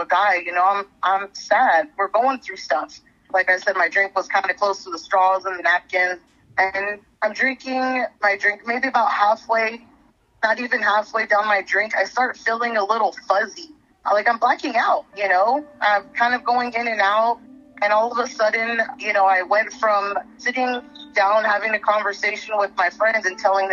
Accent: San Pedro, California, United States; we are both from San Pedro. We know everybody there.

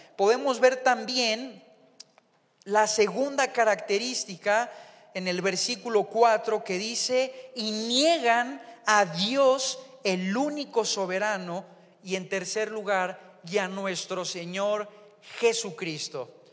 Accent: Mexico; el mexicano en relación al argentino, pues hablamos diferente

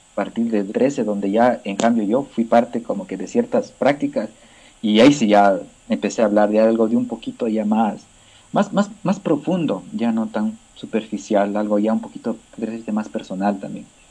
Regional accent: Cayambe, Pichincha, Ecuador; born or raised there

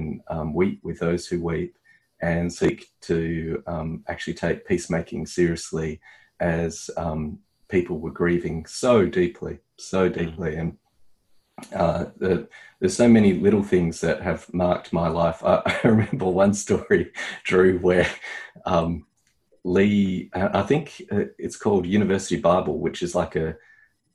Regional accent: Australia; as an Australian

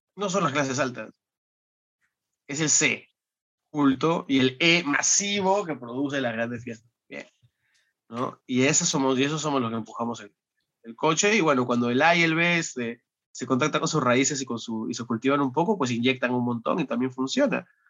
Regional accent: Peru; dado que tú y yo somos peruanos

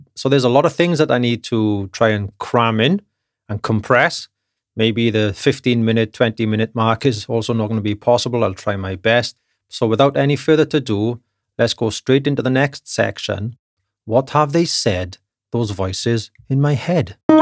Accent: United Kingdom; now in Germany; being a British gentleman

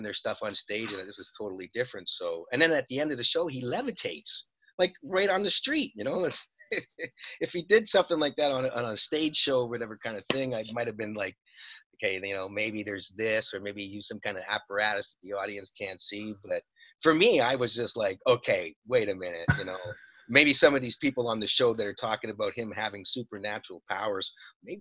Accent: Montreal, Quebec, Canada; We're both from Montreal.

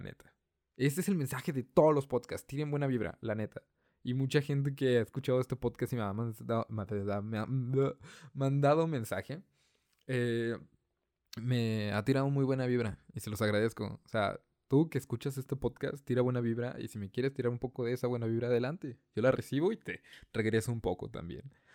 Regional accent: northern Mexico, Mexico; yo soy el único de la familia que es del norte

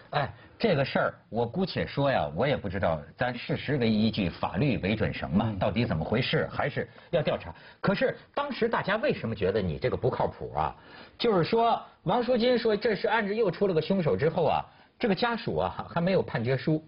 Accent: China; 作为一个中国人

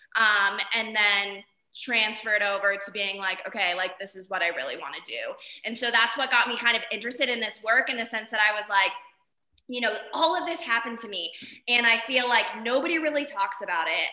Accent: Arizona, United States; moved away as an adult; also born or lived in San Diego; now in Jackson, United States; I'm originally from Arizona, did undergrad and grad in San Diego.

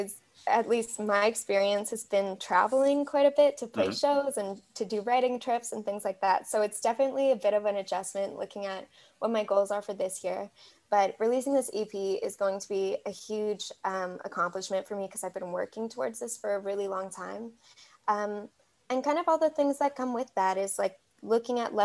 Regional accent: Canada; the most instant way to pick me out as a Canadian. Is definitely saying Zed

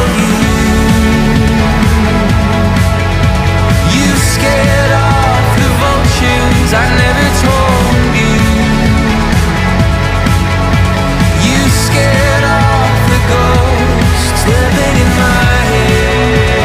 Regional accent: Aberdeen, Scotland, United Kingdom; I'm from Aberdeen and grew up supporting Aberdeen

